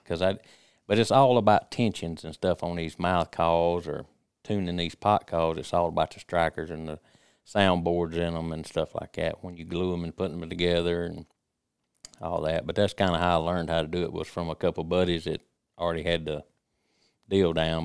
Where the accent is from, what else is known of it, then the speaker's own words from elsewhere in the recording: Jasper County, Mississippi, United States; I was born and raised in Jasper County, Stranger area